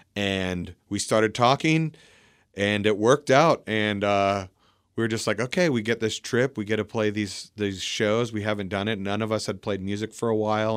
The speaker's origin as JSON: {"language": "English", "town": "Port Angeles", "region": "Washington", "country": "United States", "tie": "born or raised there", "said": "We grew up in Port Angeles"}